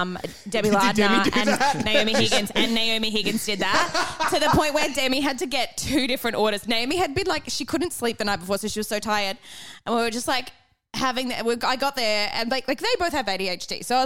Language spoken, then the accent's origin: English; Melbourne, Victoria, Australia; I'm so surprised. I come from Melbourne.